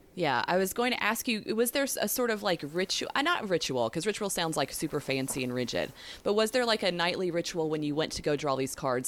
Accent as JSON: {"language": "English", "region": "the southeast of the U.S.", "country": "United States", "said": "I don't know if you can tell by my accent that slips out sometimes. I'm from the southeast of the U.S."}